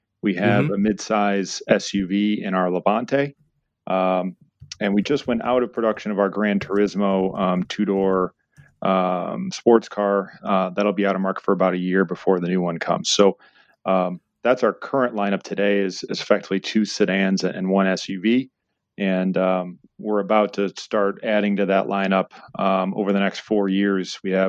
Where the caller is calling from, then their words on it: Oxford, Michigan, United States; I'm zooming for Oxford, Michigan, just north of Detroit.